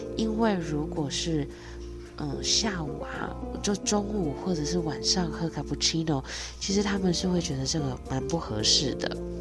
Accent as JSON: {"language": "Chinese", "country": "Taiwan", "said": "我们台湾人"}